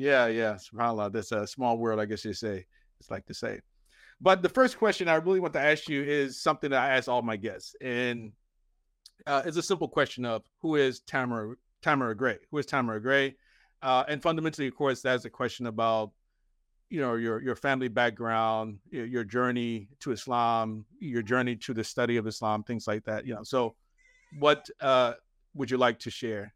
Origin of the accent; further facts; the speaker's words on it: Philadelphia, Pennsylvania, United States; Philadelphia is my hometown